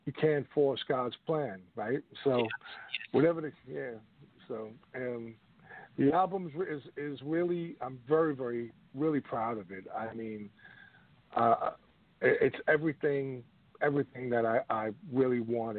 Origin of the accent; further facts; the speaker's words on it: New York, United States; moved away as an adult; also born or lived in Richmond, Virginia / Washington, D.C.; I left 95 from New York to Richmond, and then from Richmond to Washington, D.C.